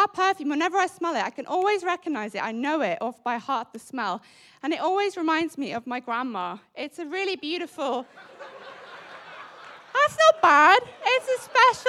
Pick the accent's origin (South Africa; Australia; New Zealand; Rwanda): South Africa; now in United Kingdom; as a South African